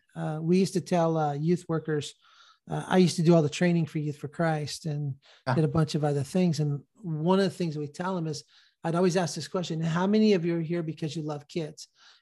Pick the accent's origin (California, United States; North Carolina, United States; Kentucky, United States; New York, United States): California, United States; Sacramento; that rhetoric has been ratcheted up in my hometown of Sacramento